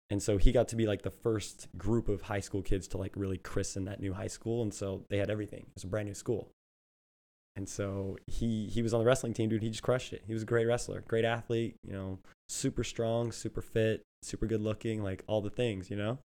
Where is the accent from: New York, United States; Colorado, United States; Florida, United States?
Colorado, United States; Thornton; moved away as an adult; also born or lived in Fort Collins, Colorado / Vail, Colorado / Fremont, California; now in Bay Area, United States; Born and raised in Thornton, Colorado